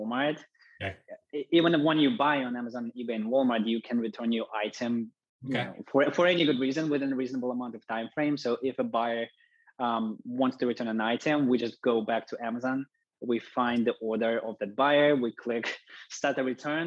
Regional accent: Russia; moved away; to visit my relatives back home in Russia. I'm originally from Russia.

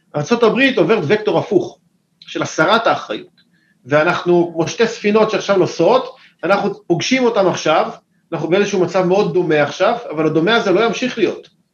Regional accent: Israel; אני ישראלי, אמנם יש לי מקורות אמריקאים, משפחה קצת אמריקאית, אבל אני ישראלי לחלוטין

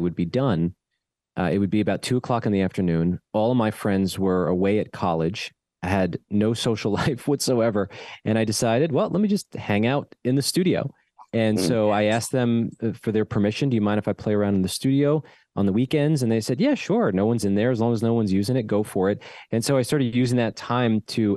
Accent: New Jersey, United States; when you grow up in the New York area

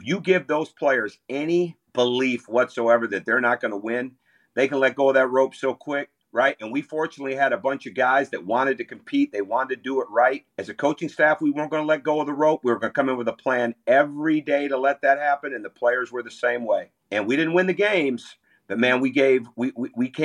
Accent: Michigan, United States; moved away; growing up in Michigan

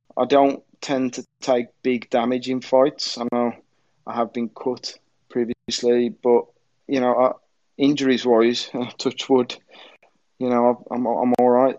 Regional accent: Birmingham, West Midlands, United Kingdom; being Birmingham as well, uh, you know, where we're all from

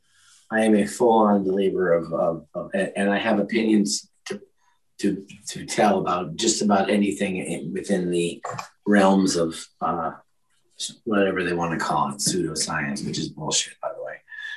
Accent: Minneapolis, Minnesota, United States; born there; I was born in Minnesota, Minneapolis area.

